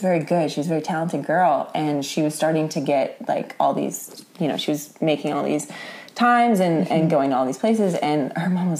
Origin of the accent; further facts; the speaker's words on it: Kansas, United States; I'm from Kansas.